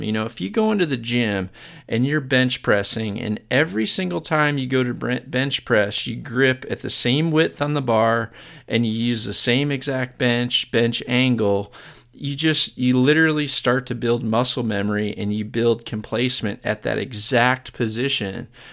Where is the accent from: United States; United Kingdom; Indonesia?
United States; being an American